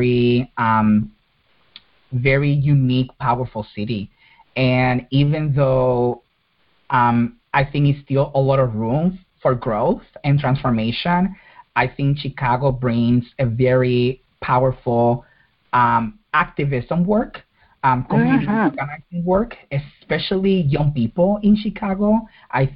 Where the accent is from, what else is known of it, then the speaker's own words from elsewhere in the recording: Puerto Rico; moved away; I was born and raised in Puerto Rico